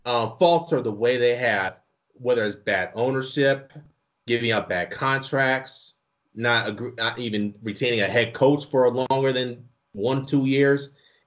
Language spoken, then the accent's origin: English; Colorado, United States; because I'm literally from the Colorado area, so I always rep them.